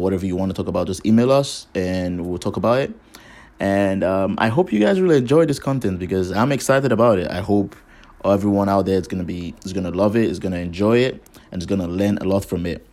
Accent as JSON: {"language": "English", "country": "Nigeria", "said": "I am from Nigeria."}